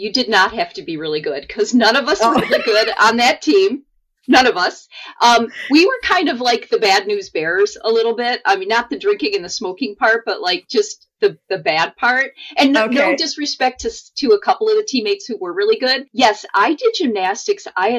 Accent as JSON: {"language": "English", "town": "Midland", "region": "Michigan", "country": "United States", "tie": "born there", "said": "So I was born in Michigan, in Midland, but we actually moved around quite a bit"}